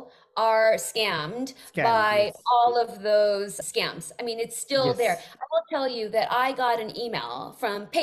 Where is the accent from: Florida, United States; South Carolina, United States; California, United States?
California, United States; Bay Area; I'm from the Bay Area